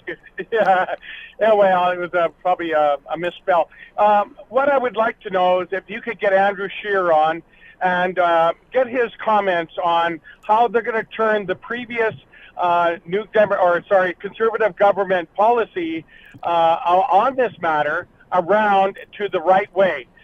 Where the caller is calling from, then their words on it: Camrose, Alberta, Canada; I'm actually calling from Camrose, Alberta.